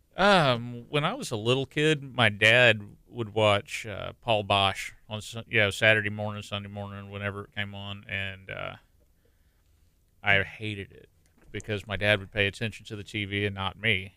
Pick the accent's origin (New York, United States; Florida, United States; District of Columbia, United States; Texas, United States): Texas, United States; La Marque; I grew up in Lamarck